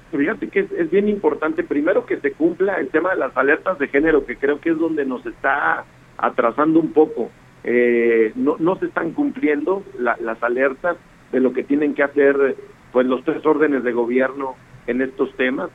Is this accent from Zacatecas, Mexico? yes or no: no; Durango, Mexico; así somos los duranguenses